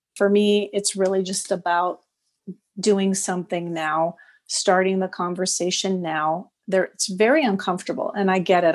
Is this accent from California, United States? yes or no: yes; Los Angeles, California, United States; now in Montreal, Canada; I'm from Los Angeles, but I live in Montreal now